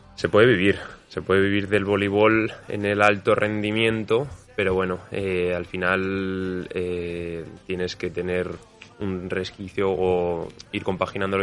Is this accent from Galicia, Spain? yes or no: no; Zaragoza, Aragon, Spain; soy de aquí de Zaragoza